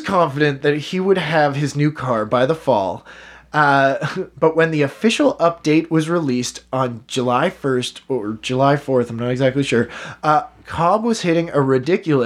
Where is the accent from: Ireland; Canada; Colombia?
Canada; We're Canadian